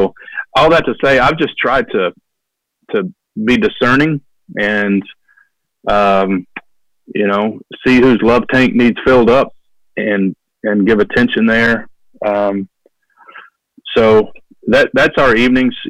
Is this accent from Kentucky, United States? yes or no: yes; Kentucky, United States; also born or lived in Detroit, Michigan; They moved to Kentucky when I was small. So I was raised there